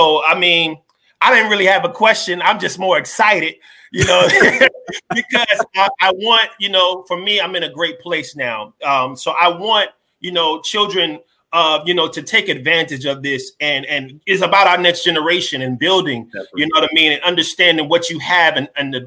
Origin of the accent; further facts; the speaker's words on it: New Jersey, United States; I'm from Jersey